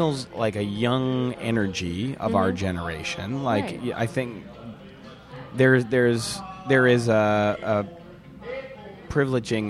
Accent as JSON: {"language": "English", "region": "Wisconsin", "country": "United States", "moved": "yes", "lives_now": "New York City, United States", "said": "I'm from Wisconsin"}